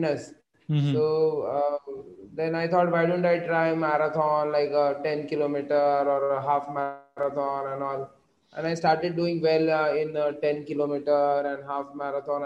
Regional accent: Nagpur, Maharashtra, India; also born or lived in Bangalore; I came to my hometown in Nagpur

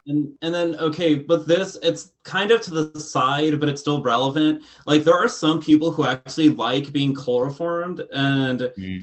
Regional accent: Texas, United States; I grew up in Texas

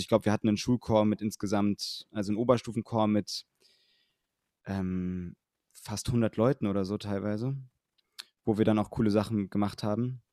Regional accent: Bonn, North Rhine-Westphalia, Germany; in Bonn gesungen, wo ich herkomme

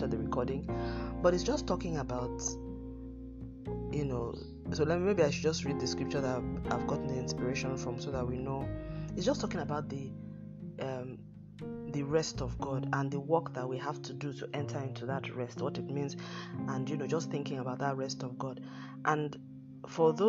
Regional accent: Nigeria; my home country, Nigeria, where I'm broadcasting from

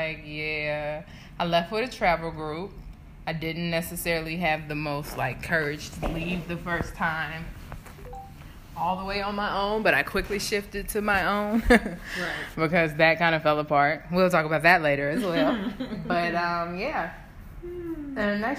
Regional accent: United States; moved away as an adult; also born or lived in South Africa; I'm an American

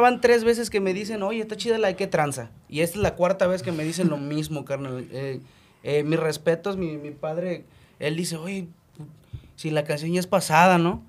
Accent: Chetumal, Quintana Roo, Mexico; vengo de Chetumal

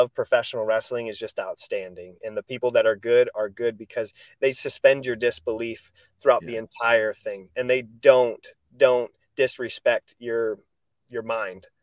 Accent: Rudd, Iowa, United States; moved away as an adult; also born or lived in Mason City, Iowa / New York / Orange County, California / Kissimmee, Florida; I grew up in Rudd, Iowa

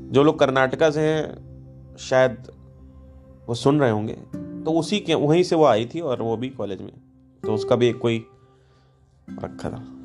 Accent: Kanpur, Uttar Pradesh, India; मैं कानपुर से हूँ

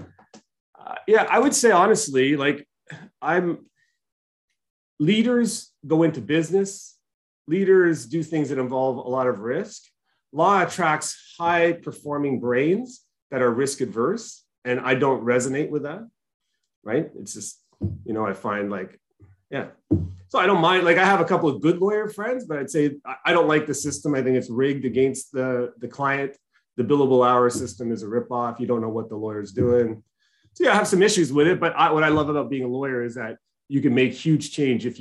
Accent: Markham, Ontario, Canada; I grew up in Markham, Ontario

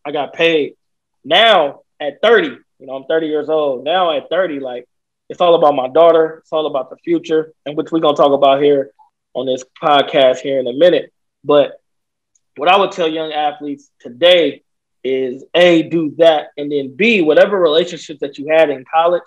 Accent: Vallejo, California, United States; I grew up in Vallejo, California

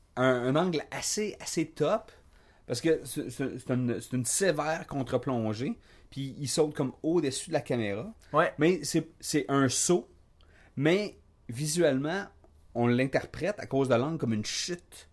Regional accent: Quebec, Canada; moi, moi, je suis un Québécois du Québec

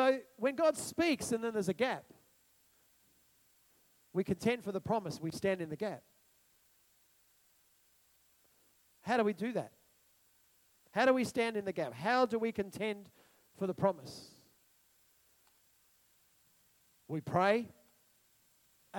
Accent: Australia; I'm an Australian.

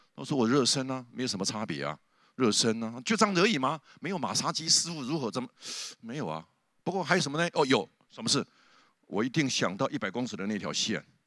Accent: southern Taiwan, Taiwan; 我是南部乡下长大的，我家里旁边就有一个很大糖厂的农场的那个烟囱

